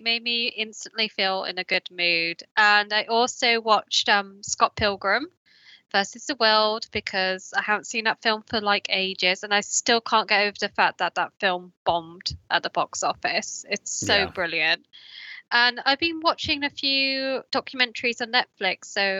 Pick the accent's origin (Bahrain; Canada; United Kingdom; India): United Kingdom; obviously being a Brit, I never really watched any of his like painting TV show